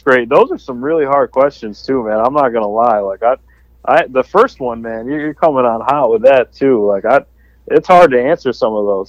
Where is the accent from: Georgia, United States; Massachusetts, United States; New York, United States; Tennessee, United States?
New York, United States; Syracuse; I'm from Syracuse originally